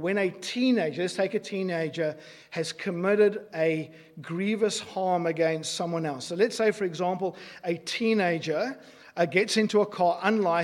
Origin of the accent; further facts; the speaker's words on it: South Africa; I grew up in South Africa. I grew up in apartheid South Africa.